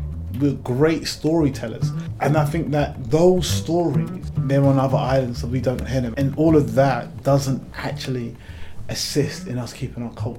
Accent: London, United Kingdom; up as a child in North London and moving to the East End of London late teens, I felt more sense of being a Londoner.

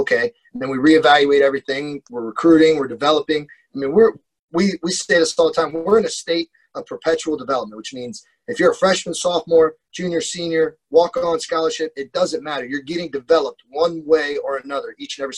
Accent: Columbus, Ohio, United States; growing up in Columbus, Ohio

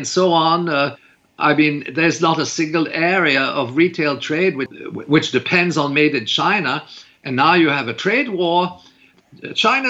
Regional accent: Canada; I'm a Canadian

